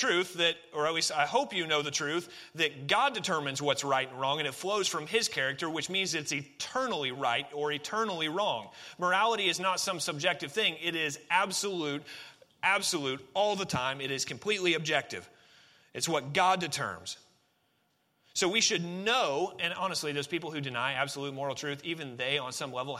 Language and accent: English; Oregon, United States; I grew up in Oregon